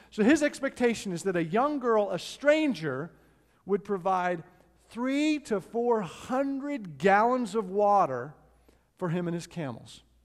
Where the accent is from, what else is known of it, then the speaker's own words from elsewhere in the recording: Edmonton, Alberta, Canada; moved away; family and I went to Edmonton, Canada, which is my hometown